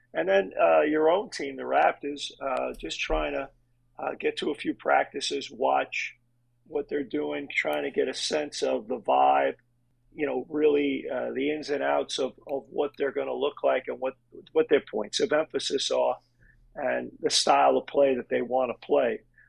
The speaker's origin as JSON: {"language": "English", "town": "New York City", "region": "New York", "country": "United States", "tie": "born or raised there", "moved": "as an adult", "lives_now": "Canada", "said": "I was born in Brooklyn, New York. I'm the youngest of four boys, Irish immigrants. I'm first generation. My parents both immigrated to the United States."}